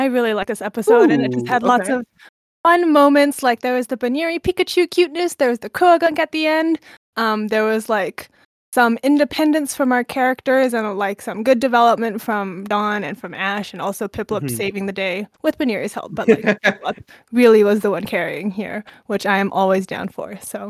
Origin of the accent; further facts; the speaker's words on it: Canada; I'm Canadian, so I don't know what y'all are on about.